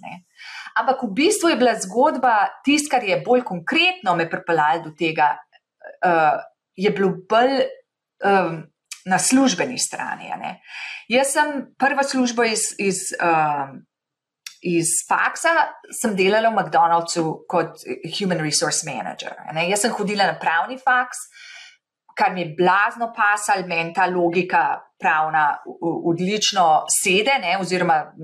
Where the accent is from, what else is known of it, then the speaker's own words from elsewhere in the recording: Slovenia; moved away as an adult; now in Boston, United States; jaz sem odšla iz Slovenije, ko sem bila 28 let stara